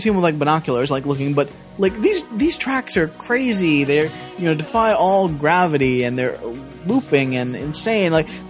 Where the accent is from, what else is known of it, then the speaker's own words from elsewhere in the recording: Jackson, Tennessee, United States; We are from Jackson fucking Tennessee